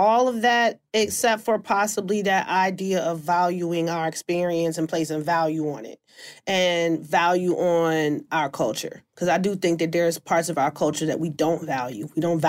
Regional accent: Washington, District of Columbia, United States; moved away; I'm from Washington, D.C. Originally

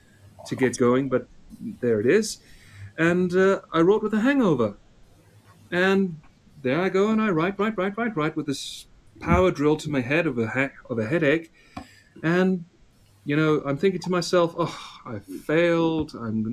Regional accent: South Africa; I'm South African. I shed my accent when I was 16 because I went to an all-English prep school and we were taught Oxford, believe it or not.

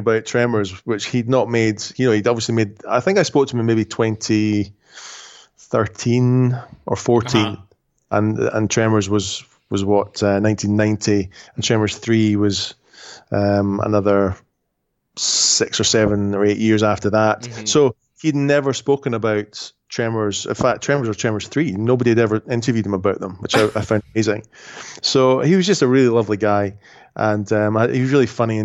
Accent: Edinburgh, Scotland, United Kingdom; also born or lived in Scottish Highlands; I was born in Edinburgh, which is the capital of Scotland. But when I was 10, we moved to the Highlands.

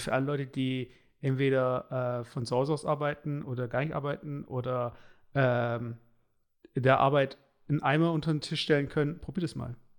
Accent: Stuttgart, Baden-Württemberg, Germany; bei uns in Baden-Württemberg, also in Stuttgart

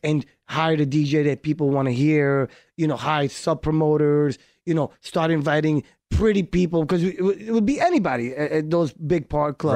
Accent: New York, United States; first language Hebrew; English is a second language; moved away as an adult; also born or lived in Haifa, Israel / Miami; I grew up in New York

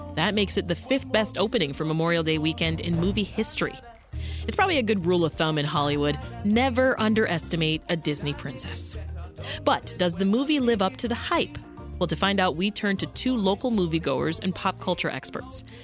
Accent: Jamaica; as a Jamaican woman

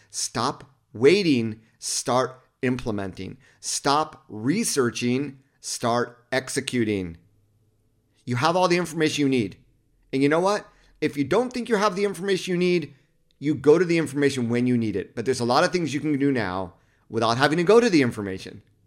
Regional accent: Los Angeles County, California, United States; When I grew up in Los Angeles County, two one three was actually our area code

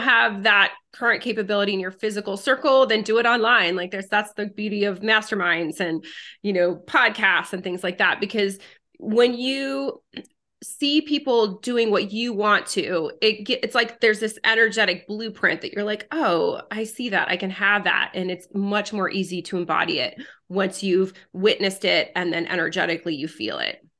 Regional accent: United States; English is a second language; also born or lived in France; moved to the United States when I was a girl, didn't speak English

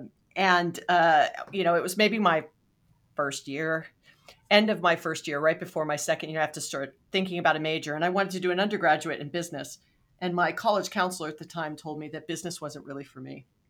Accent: Hawaii, United States; moved away; I'm from Hawaii

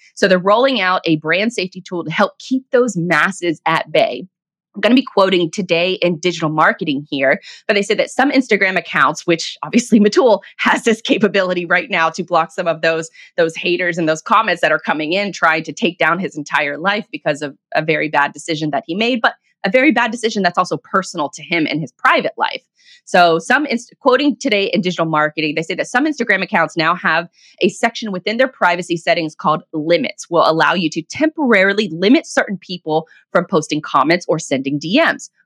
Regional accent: Jacksonville, Florida, United States; with a bakery here in in my hometown of Jacksonville, Florida

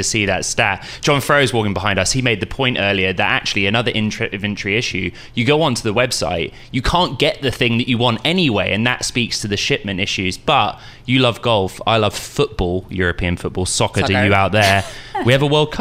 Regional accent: Welsh, Wales, United Kingdom; now in United States; I'm proudly Welsh

